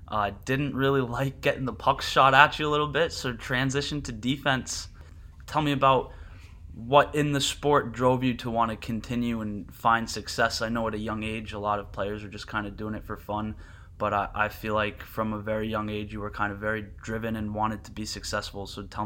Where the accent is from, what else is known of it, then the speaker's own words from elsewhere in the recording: New Jersey, United States; growing up in South Jersey, it was only going to be cold enough to skate on half the rink for maybe 1 week a year.